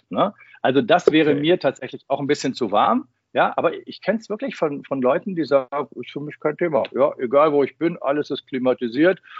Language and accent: German; Münster, North Rhine-Westphalia, Germany; du fühlst dich so zurückversetzt in die Fußgängerzone in meiner Heimatstadt Münster in den 80er, 70er, 80er Jahren.